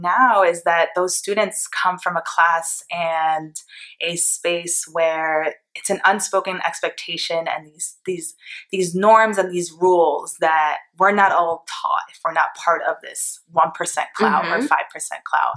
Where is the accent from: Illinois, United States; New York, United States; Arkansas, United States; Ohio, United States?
New York, United States; Port Chester; moved away as an adult; also born or lived in Greenwich, Connecticut; now in San Francisco Bay Area, United States; I was born in New York, Port Chester, New York, and right over the border in Greenwich, Connecticut, one of the wealthiest cities, towns on the East Coast where billionaires live. I got to go to that public school